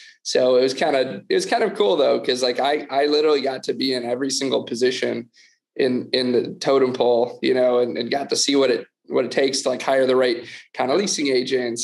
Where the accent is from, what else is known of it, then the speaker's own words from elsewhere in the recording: outside of Detroit, Michigan, United States; now in Austin, United States; I grew up outside of Detroit, Michigan, in the suburbs